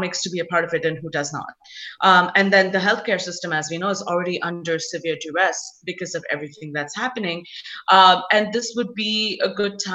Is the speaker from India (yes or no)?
yes; India; now in United States; as an Indian who's come from India